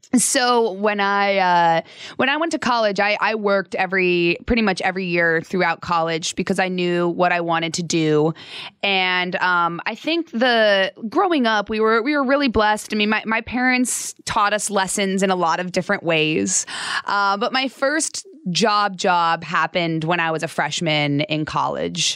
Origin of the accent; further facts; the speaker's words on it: Phoenix, Arizona, United States; also born or lived in Salt Lake City, Utah; I lived in Utah till I was about eight or nine, and then I moved to Phoenix